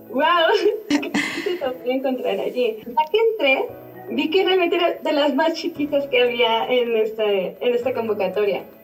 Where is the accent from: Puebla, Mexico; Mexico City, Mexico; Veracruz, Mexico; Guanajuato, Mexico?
Guanajuato, Mexico; León; yo soy de León, sí mucha gente de Guadalajara, pero también gente de otros clubes de todo México.